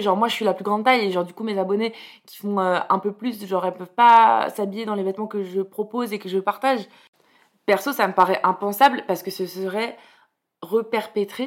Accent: Bordeaux, Nouvelle-Aquitaine, France; j'ai grandi à Bordeaux

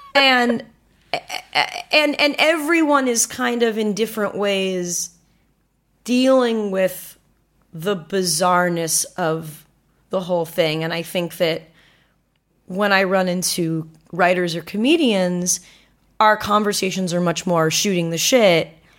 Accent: Manhattan Beach, California, United States; when I go home to Manhattan Beach, which is where I'm from, which is a beach

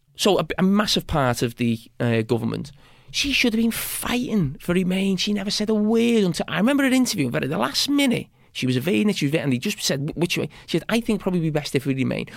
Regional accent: Bootle, North West England, United Kingdom; I'm from Bo-, Bootle, which is probably one of the poorest

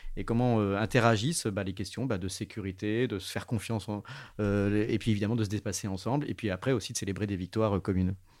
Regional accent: Grenoble, Auvergne-Rhône-Alpes, France; en tant que grenoblois

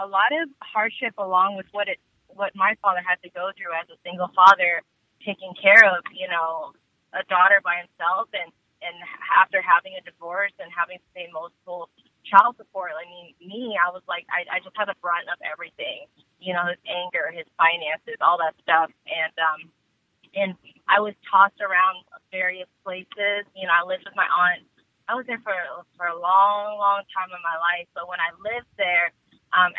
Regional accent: Washington, District of Columbia, United States; also born or lived in Vietnam; now in Georgia, United States; But I grew up in D.C. D.C. is my hometown

